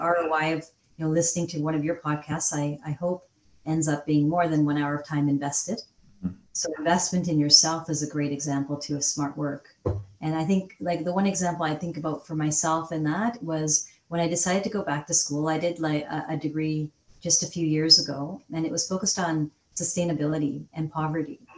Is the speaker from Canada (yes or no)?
yes; Calgary, Alberta, Canada; also born or lived in England; I grew up in Calgary, Alberta